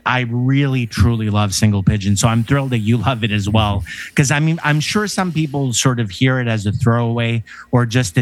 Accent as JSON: {"language": "English", "country": "Canada", "tie": "born or raised there", "said": "I'm a Canadian kid."}